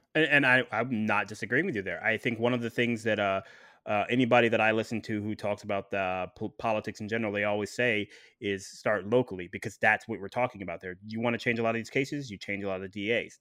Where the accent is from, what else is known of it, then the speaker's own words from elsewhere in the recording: Ohio, United States; moved away; I'm from Ohio originally